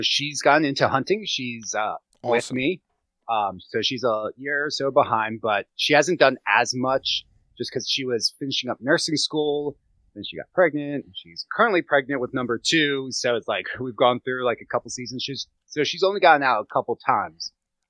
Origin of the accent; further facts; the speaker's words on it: Gettysburg, Pennsylvania, United States; I grew up around hunters in Gettysburg, but did not hunt.